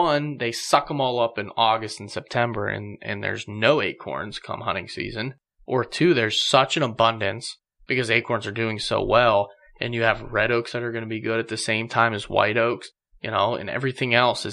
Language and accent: English; Edinburg, Pennsylvania area, United States; It's my hometown. You know, Edinburgh, PA, that's just down the street from me. I grew up here.